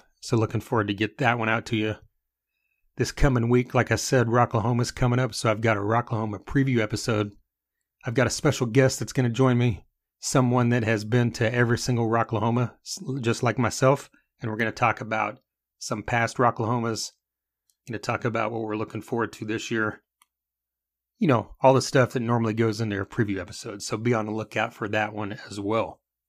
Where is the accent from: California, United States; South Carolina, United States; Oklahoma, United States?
Oklahoma, United States; Yeah, I'm actually from Oklahoma, and I'm going to be traveling down for the show.